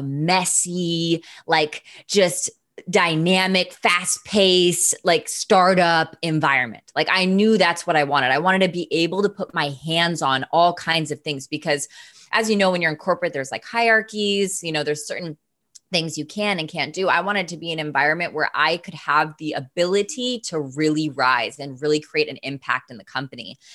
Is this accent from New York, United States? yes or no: no; Seattle, Washington, United States; moved away as an adult; also born or lived in San Diego; I'm from Seattle.